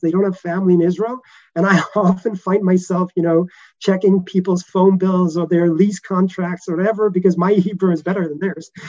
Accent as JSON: {"language": "English", "country": "Denmark", "moved": "yes", "said": "I'm originally from Denmark"}